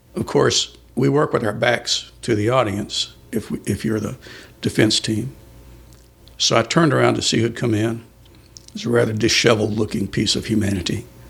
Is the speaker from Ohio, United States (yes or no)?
no; San Antonio, Texas, United States; also born or lived in Colchester, Essex, England; In San Antonio. That's where we grew up.